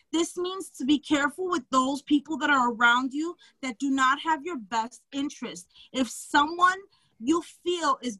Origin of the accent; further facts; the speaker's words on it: New York City, New York, United States; I'm from Brooklyn